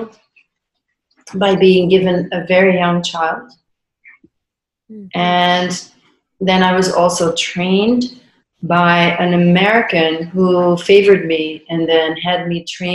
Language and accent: English; Belgium; I grew up in Belgium